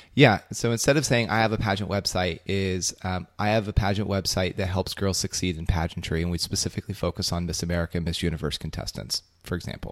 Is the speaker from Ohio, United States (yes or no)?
yes; Belpre, Ohio, United States; my hometown, Belpre, Ohio